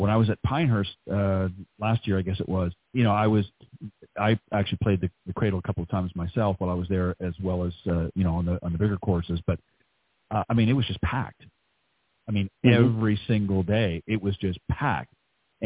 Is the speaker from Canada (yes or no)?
yes; Toronto, Ontario, Canada; moved away; up near my place where I grew up back in Canada